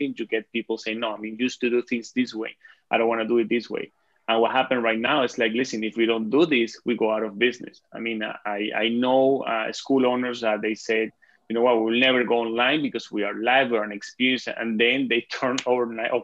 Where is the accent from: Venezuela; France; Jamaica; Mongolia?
Venezuela; English is a second language; moved away as an adult; now in Canada; I live in Canada, but I'm originally from Venezuela.